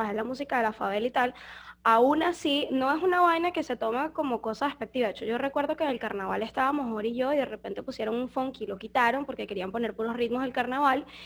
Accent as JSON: {"language": "Spanish", "town": "Coro", "region": "Falcón", "country": "Venezuela", "moved": "as an adult", "lives_now": "Foz do Iguaçu, Brazil", "said": "venimos de Venezuela"}